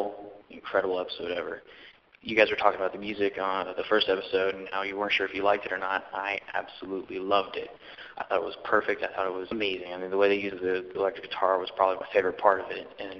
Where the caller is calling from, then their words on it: Florida, United States; I'm calling from Florida